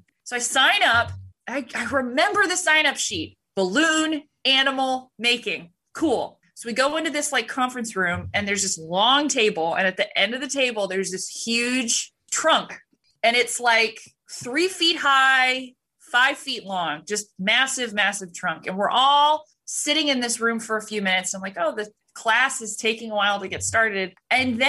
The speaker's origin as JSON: {"language": "English", "region": "California", "country": "United States", "said": "I'm a teenager from California"}